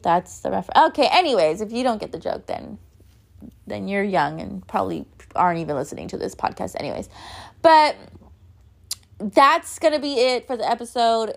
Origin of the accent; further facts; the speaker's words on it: Los Angeles, California, United States; a Mexican-American, Chicana, born and raised in East Los Angeles